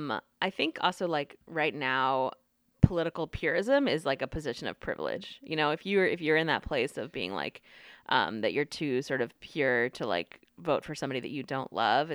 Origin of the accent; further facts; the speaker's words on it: North Carolina, United States; also born or lived in Washington, D.C. / Brooklyn, New York; now in Texas, United States; I grew up in North Carolina